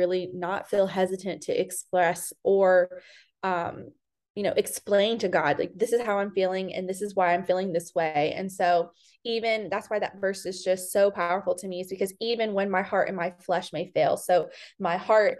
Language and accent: English; Fayetteville, North Carolina, United States; moved away as an adult; also born or lived in Raleigh, North Carolina / Charlotte, North Carolina; now in Nashville, United States; I'm originally from Fayetteville, North Carolina. I grew up there. I was born and raised there